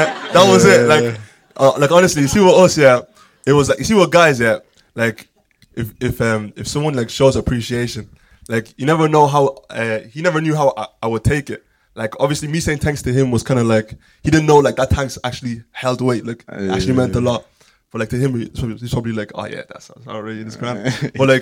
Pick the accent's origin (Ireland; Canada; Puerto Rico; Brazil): Ireland; Dublin, Leinster; being from Ireland, being from Clondalkin, growing up in Ireland my whole life